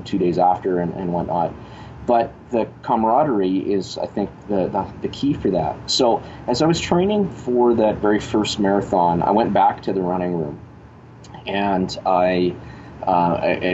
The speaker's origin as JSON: {"language": "English", "town": "Winnipeg", "region": "Manitoba", "country": "Canada", "tie": "born or raised there", "said": "go out of Winnipeg or leave my hometown"}